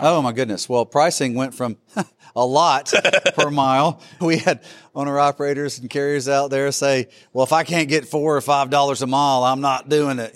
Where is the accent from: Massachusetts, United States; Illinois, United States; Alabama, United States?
Alabama, United States; I am from Alabama